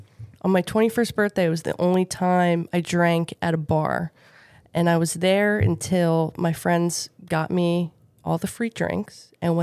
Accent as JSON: {"language": "English", "area": "outside of Philadelphia", "region": "Pennsylvania", "country": "United States", "tie": "born or raised there", "said": "I grew up outside of Philly, in a really nice suburb, two parents."}